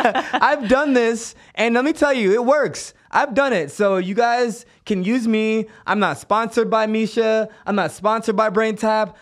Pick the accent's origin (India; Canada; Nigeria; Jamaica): Jamaica; Kingston; now in United States; I grew up in Kingston, Jamaica, where we grew up with no hot water